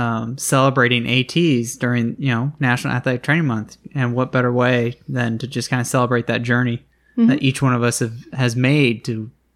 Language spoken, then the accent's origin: English; Northeast, United States; We start talking, find out we're both originally from the Northeast.